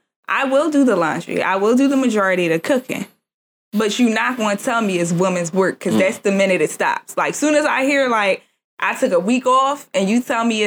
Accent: Jamaica; And I'm Jamaican.

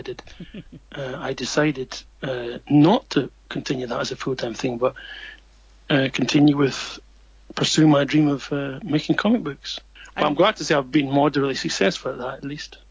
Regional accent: Edinburgh, Scotland, United Kingdom; moved away as an adult; now in Japan; my own small circle there growing up in Scotland.

